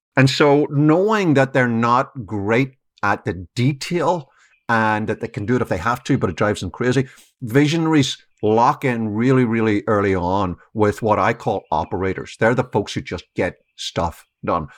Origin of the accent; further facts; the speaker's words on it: Ireland; moved away as an adult; now in United States; I've been here twenty years, but I grew up in Ireland